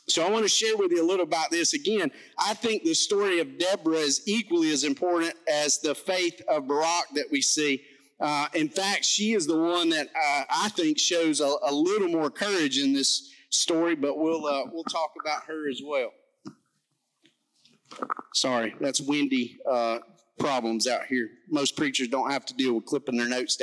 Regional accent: McCall, Alabama, United States; I'm from McCall, Alabama. My mouth doesn't work like

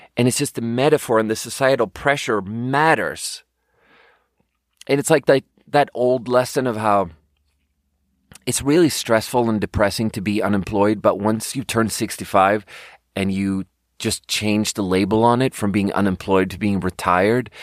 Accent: Sweden; moved away as an adult; I'm fucking born and raised in Sweden. I lived there for my first nineteen years

